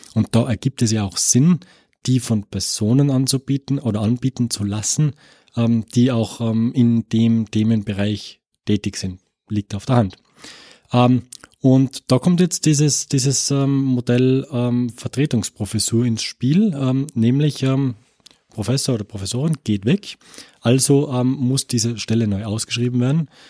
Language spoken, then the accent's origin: German; Tyrol, Austria; moved away as an adult; also born or lived in Innsbruck; now in Paderborn, Germany; ich bin Österreicher ähm, äh, und ähm, komme aus dem, aus dem Land Tirol